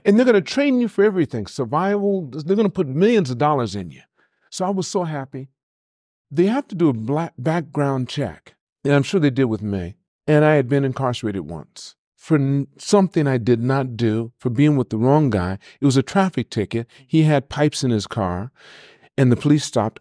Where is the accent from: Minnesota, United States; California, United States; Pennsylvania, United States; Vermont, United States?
California, United States; Los Angeles; Born and raised in L A at White Memorial Hospital, downtown L